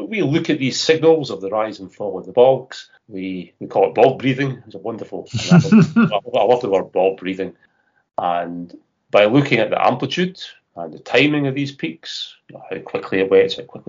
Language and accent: English; Scotland, United Kingdom; I'm Scottish.